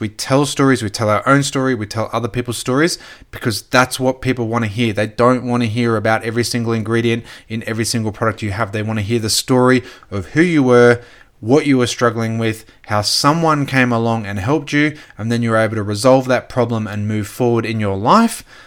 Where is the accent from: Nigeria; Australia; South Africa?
Australia; Gold Coast, Queensland; also born or lived in Brisbane; now in Sunshine Coast, Australia; I grew up on the Gold Coast, then moved to Brisbane. Now we're on the Sunshine Coast.